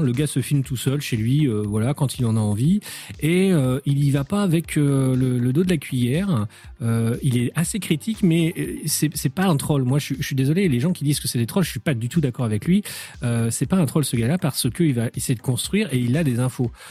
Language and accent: French; France; nous sommes français